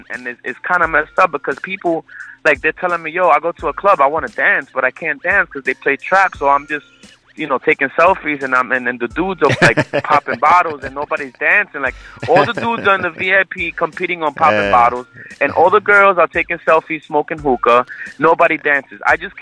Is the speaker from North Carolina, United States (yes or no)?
no; New York, United States; also born or lived in Puerto Rico; I was born in Puerto Rico, but I was raised in Brooklyn and Jamaica, Queens